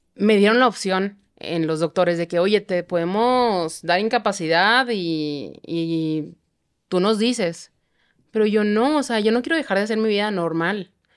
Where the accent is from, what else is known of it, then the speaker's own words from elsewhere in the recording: Chihuahua, Mexico; now in Mexico City, Mexico; yo soy de Chihuahua